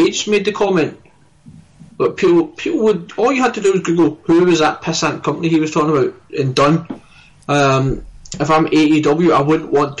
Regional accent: Scotland, United Kingdom; I'm Scottish through and through

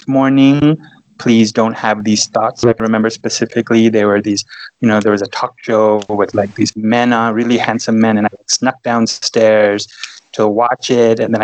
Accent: Los Angeles, California, United States; now in Texas, United States; I was born and raised in Los Angeles, California.

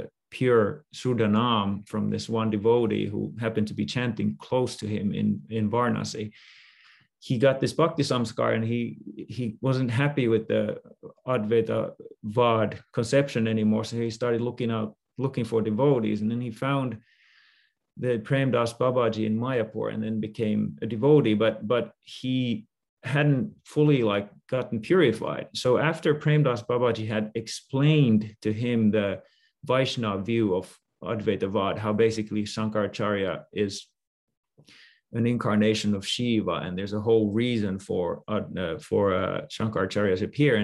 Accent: Finland; now in California, United States; I decided to become a monk, and I came from Finland to California with Guru Maharaj.

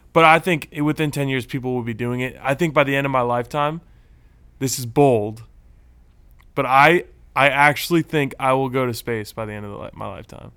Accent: Texas, United States; now in Southern California, United States; I'm a native Texan. I was born in Texas

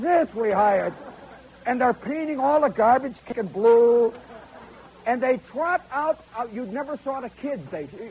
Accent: New York, United States; our hometown, New York

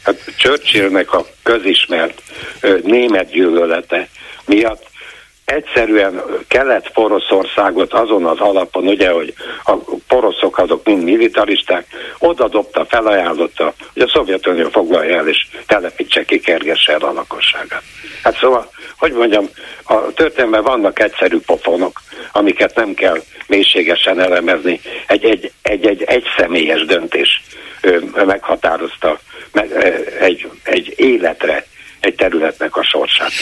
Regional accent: Transylvania, Romania; now in Hungary; Én erdélyi vagyok hazajárok rendszeresen

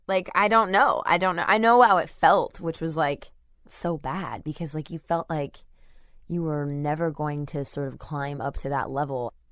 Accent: Webster, Texas, United States; I grew up in Webster, Texas

